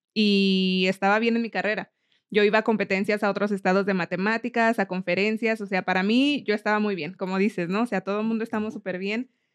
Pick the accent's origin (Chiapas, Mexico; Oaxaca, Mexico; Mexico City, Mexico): Mexico City, Mexico; moved away as an adult; also born or lived in Miami; now in Colorado, United States; nací en Miami, pero solamente estuve ahí un año y de ahí me fui a la Ciudad de México, donde crecí.